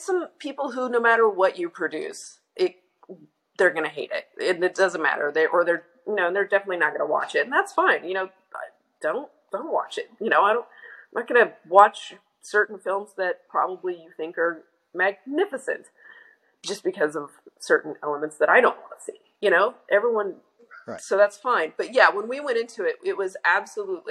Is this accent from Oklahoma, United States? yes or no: yes; Oklahoma, United States; I grew up in Oklahoma